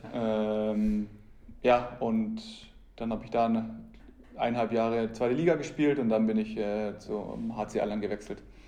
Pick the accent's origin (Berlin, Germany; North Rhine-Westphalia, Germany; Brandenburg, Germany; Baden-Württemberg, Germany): Baden-Württemberg, Germany; Köngen; meine ersten Schritte habe ich in meinem Heimatverein TSV Könken gemacht, äh, da wo ich auch äh, aufgewachsen bin